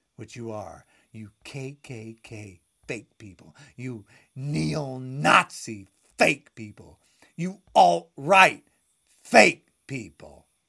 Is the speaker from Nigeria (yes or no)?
no; United States; I am an American. This is my country